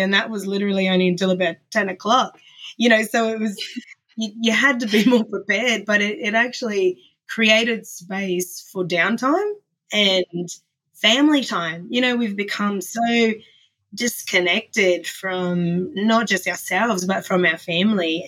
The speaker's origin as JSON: {"language": "English", "town": "Ayr", "region": "Queensland", "country": "Australia", "tie": "born or raised there", "also_born_or_lived": "Brisbane, Queensland", "lives_now": "Mackay, Australia", "said": "I moved from Ayr in North Queensland to Brisbane, Queensland, and then back to Mackay"}